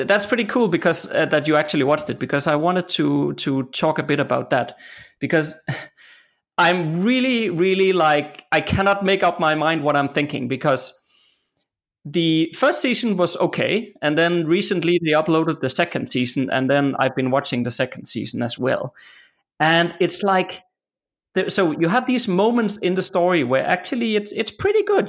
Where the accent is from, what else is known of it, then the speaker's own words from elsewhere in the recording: Denmark; I'm from Denmark. You know, this country is just flat